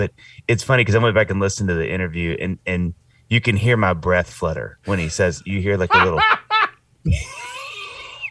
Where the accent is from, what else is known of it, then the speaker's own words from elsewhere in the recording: Mississippi, United States; moved away; also born or lived in Knoxville, Tennessee; I grew up in tiny town Mississippi where my dad was pastoring a church